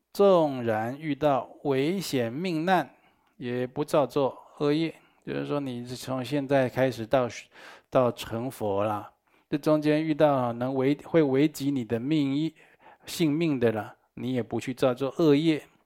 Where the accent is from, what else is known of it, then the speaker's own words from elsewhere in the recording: Taiwan; 我们台湾话讲